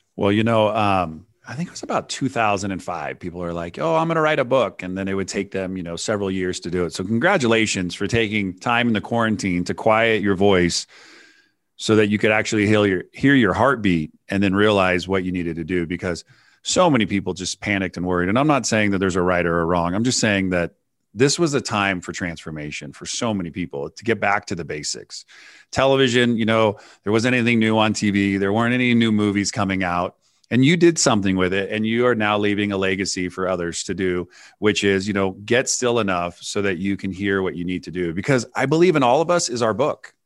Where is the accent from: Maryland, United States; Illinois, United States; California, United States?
California, United States; San Francisco; I grew up in the Bay Area in, in, in California, and up at Nob Hill, which is the top of San Francisco